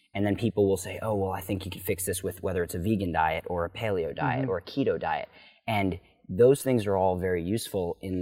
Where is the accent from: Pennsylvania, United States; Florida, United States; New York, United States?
Pennsylvania, United States; Philadelphia; now in Encinitas, United States; I was from Philadelphia, born and raised, so I had to, West Philadelphia